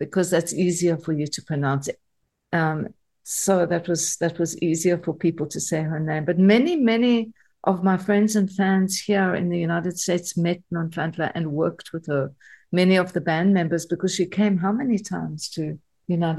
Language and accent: English; South Africa; my experience of growing up in South Africa